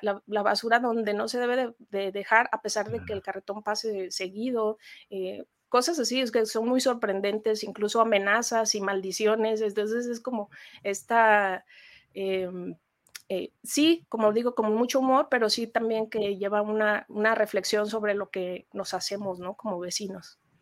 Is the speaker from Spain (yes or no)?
no; Mexico; como mexicanos